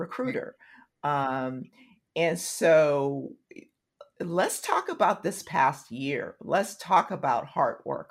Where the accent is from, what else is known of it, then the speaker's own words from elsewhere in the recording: Tulsa, Oklahoma, United States; moved away; I'm from Tulsa